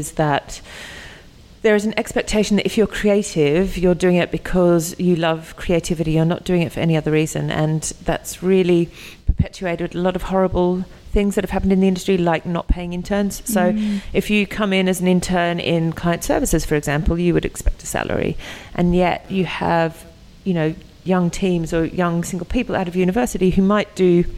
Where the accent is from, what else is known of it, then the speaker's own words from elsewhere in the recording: Australia; moved away as an adult; now in United Kingdom; I'm from Australia.